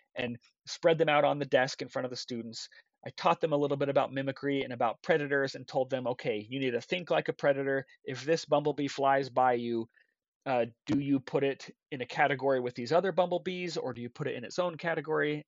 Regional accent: Intermountain West, United States; I grew up in the Intermountain West

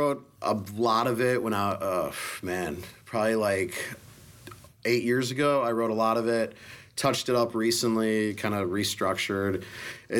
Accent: northwest suburbs of Chicago, Illinois, United States; moved away as an adult; also born or lived in Colorado; I'm from the northwest suburbs of Chicago, but I've been living in Colorado for the last 11 years up until 3 months ago

